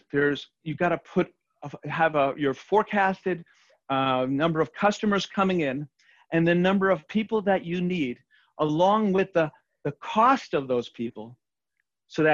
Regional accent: New York City, New York, United States; I'm from Queens

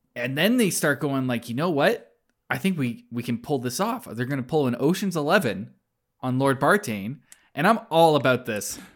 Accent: Calgary, Alberta, Canada; I grew up in Calgary

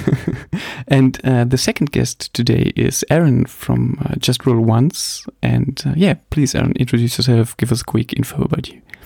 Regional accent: Germany; English is a second language; I'm from Germany, obviously. Um, please forgive my somehow okay English. Um, I'm the non-native speaker

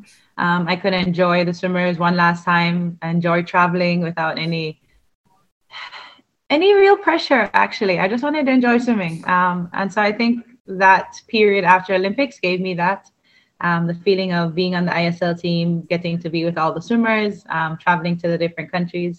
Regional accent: Jamaica; moved away as an adult; growing up in Jamaica

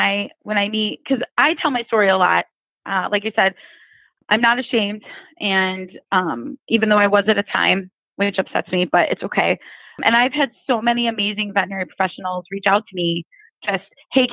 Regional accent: Ohio, United States; I'm from Ohio

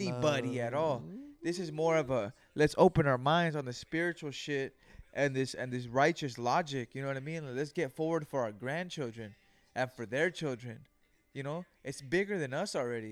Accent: Greenfield, California, United States; I was raised in Greenfield, California

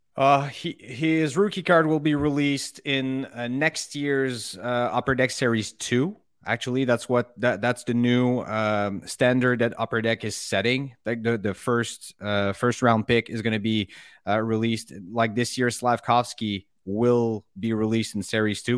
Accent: Montreal, Quebec, Canada; growing up in Montreal, as you know, hockey is religion here

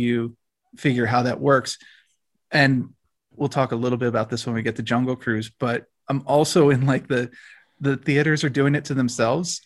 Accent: United States

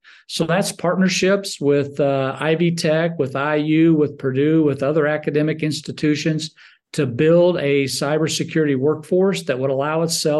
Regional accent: Munich, Bavaria, Germany; born there; also born or lived in Salem, Indiana, United States; So for my first 15 years, I followed him around throughout the world. I was actually born in Munich, Germany.

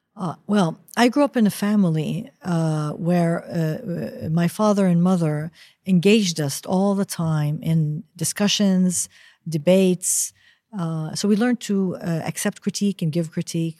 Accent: United States; first language Arabic and English; moved away; I grew up in the United States as a child, but my mother insisted that we spoke Arabic at home and only Arabic at home

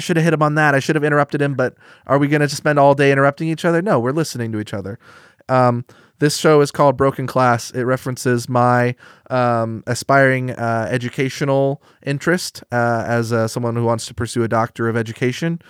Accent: Eugene, Oregon, United States; Growing up in Eugene, Oregon

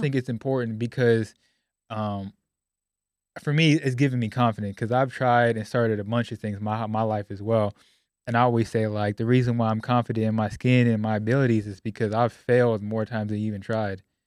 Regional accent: Sacramento, California, United States; moved away as an adult; now in Dallas, United States; I grew up in Sacramento, California

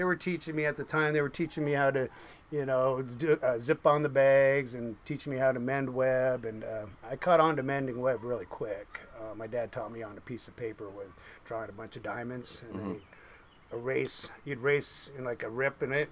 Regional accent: Seattle, Washington, United States; I was born in Seattle. My mom and dad migrated from Norway.

